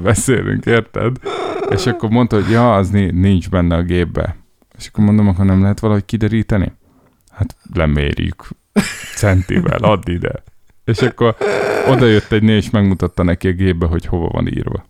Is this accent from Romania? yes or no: no; Szeged, Csongrád-Csanád, Hungary; now in Budapest, Hungary; Szegeden nőttem föl